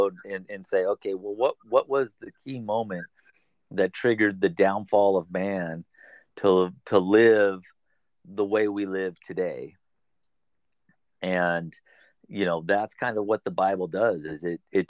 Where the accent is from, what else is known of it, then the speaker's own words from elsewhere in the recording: California, United States; I'm born and raised in California, and I've basically lived in northern, central, or southern California.